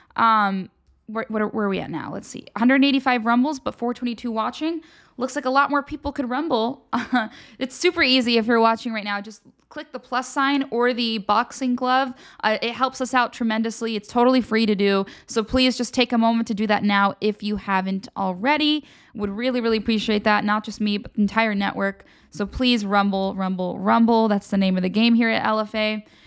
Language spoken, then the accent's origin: English; Philadelphia area, Pennsylvania, United States; I'm from Philly